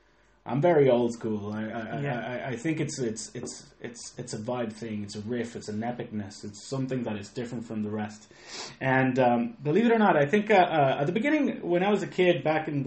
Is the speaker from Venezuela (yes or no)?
yes; Venezuela; now in Ireland; I'm from Venezuela. I don't look Venezuelan, but yeah, I was born in South America. Venezuela, 1978